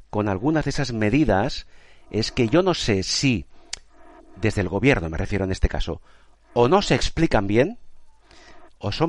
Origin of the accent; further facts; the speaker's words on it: Spain; expresamente a propósito porque sabemos cómo somos los españoles, que vamos mucho a nuestro aire